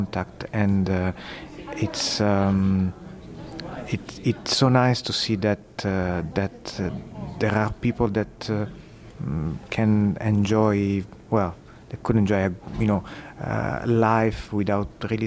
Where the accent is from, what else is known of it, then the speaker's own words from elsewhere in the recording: Sicily, Italy; now in Canada; I'm originally from Sicily, and I grew up next to a fishing village